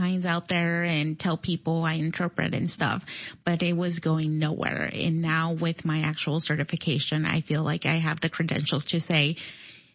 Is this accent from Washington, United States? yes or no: no; Beardstown, Illinois, United States; also born or lived in Salinas, California / Mexico; Beardstown, Illinois is my hometown